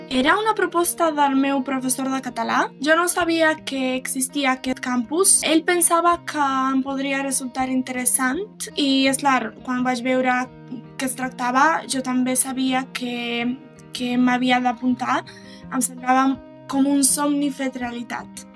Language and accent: Catalan; Serbia; Catalan is a second language; moved away as an adult; now in Belgrade, Serbia; sóc de Kusieric, un poble a l'oest de Sèrbia